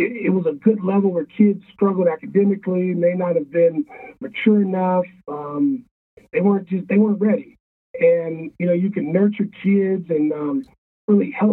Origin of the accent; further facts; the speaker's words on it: Oakland, California, United States; also born or lived in San Ramon, California; I was born and raised in Oakland, and then my grandparents that raised me moved out to a suburb, San Ramon. So I went to high school at California High School in San Ramon